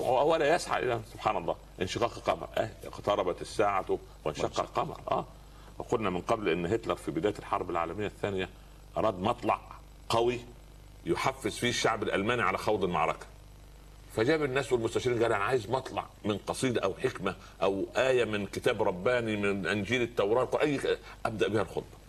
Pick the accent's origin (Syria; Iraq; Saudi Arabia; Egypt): Egypt; عندنا في مصر